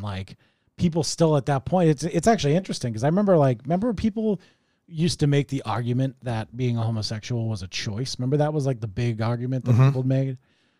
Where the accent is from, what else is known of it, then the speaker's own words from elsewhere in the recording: Wakefield, United States; even though we grew up in Wakefield and really could afford to not insult the poverty-stricken